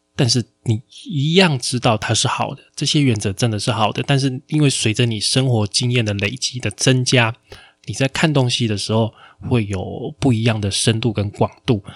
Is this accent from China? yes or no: no; Taiwan; 我们台湾这边